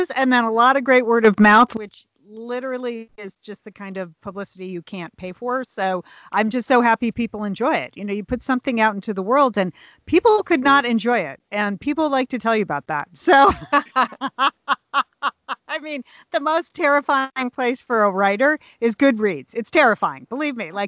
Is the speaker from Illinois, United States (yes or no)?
no; hometown of the Pequot Library, Connecticut, United States; That's the library in the book, in my hometown library